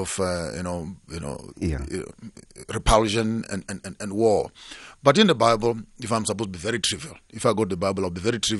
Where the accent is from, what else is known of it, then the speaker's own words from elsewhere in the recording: South Africa; And as such, I'm a South African and I'm a male South African.